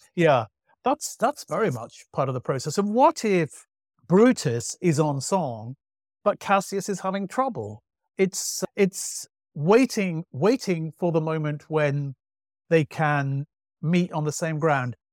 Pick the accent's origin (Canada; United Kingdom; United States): United Kingdom; Manchester, North West England; I grew up in Manchester